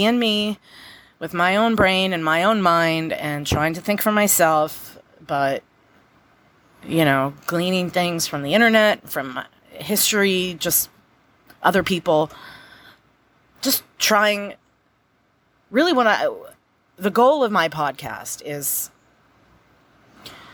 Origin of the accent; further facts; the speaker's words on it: United States; I'm an American